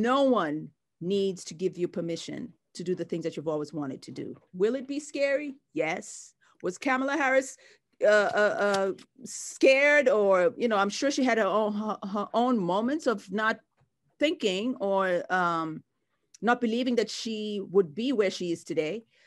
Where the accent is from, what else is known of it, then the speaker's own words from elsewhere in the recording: Mombasa, Mombasa County, Kenya; moved away as an adult; now in United States; I grew up in Kenya, in the coastal town of Mombasa